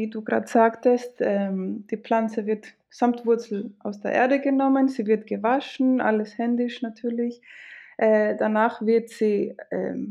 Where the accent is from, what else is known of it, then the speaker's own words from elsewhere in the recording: Greece; first language Greek; Äh, ich bin in Griechenland tatsächlich aufgewachsen und geboren. Ähm, und also mein Griechisch und mein Deutsch sind meine